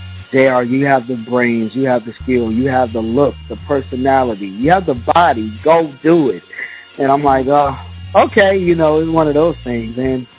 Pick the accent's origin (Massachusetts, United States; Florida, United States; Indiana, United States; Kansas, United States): Florida, United States; Tampa; I grew up in Tampa.